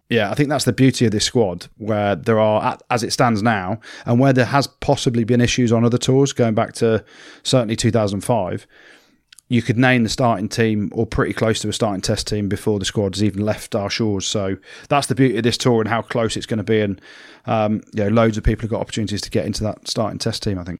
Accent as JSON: {"language": "English", "region": "England", "country": "United Kingdom", "said": "I'm English"}